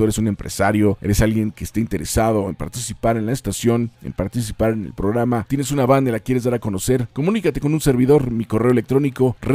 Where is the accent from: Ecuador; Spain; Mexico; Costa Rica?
Mexico; Aguascalientes; Todos conocemos los que somos de Aguascalientes